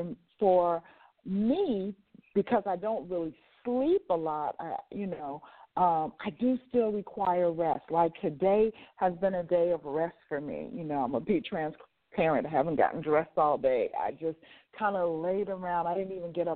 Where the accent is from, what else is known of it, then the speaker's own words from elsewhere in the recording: Las Vegas, Nevada, United States; moved away; I grew up and lived in Las Vegas, Nevada, so I lived in a 24-hour setting where everything was open 24 hours